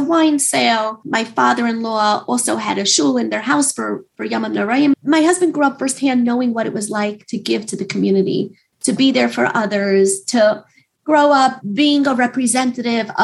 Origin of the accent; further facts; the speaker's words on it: New York City, New York, United States; also born or lived in Brooklyn; I attended the local Beis Yaakov here in Queens, went to high school here in Queens and also in Brooklyn